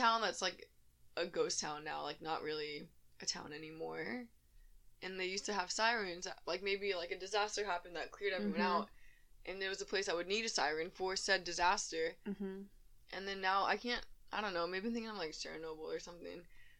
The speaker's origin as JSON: {"language": "English", "town": "Houston", "region": "Texas", "country": "United States", "said": "so we're from Houston"}